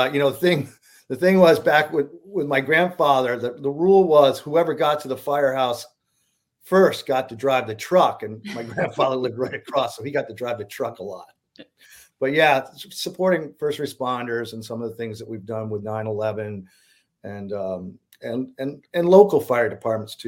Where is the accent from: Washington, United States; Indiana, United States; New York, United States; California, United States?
New York, United States; Berlin; moved away; I grew up in Berlin, in Rensselaer County. It's a lumber mill town.